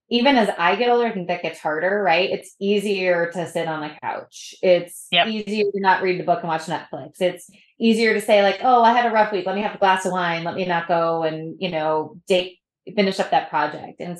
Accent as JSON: {"language": "English", "region": "New England", "country": "United States", "said": "So I'm from New England"}